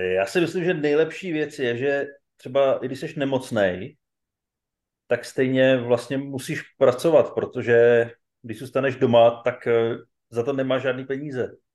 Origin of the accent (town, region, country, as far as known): Czechia